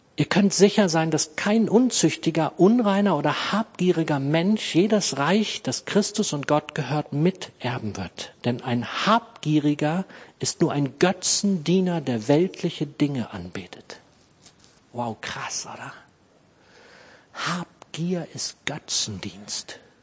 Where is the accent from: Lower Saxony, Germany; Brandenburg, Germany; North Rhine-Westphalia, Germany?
Lower Saxony, Germany; Clausthal-Zellerfeld; born or raised there